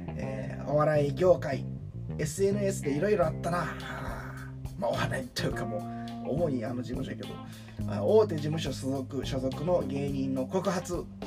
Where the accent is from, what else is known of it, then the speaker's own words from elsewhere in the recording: Kansai, Japan; 自分も関西で育って